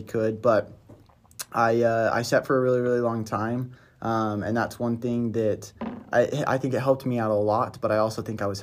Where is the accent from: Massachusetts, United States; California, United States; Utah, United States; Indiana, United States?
Utah, United States; Brigham City; moved away as an adult; From Utah, Brigham City